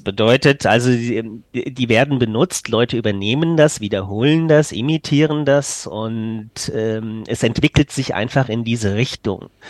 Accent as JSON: {"language": "German", "area": "Frankfurt region", "region": "Hesse", "country": "Germany", "first_language": "German", "said": "ich komme hier aus Frankfurt oder besser aus der Region Frankfurt komme ich, aber ich wohne in Frankfurt Stadt."}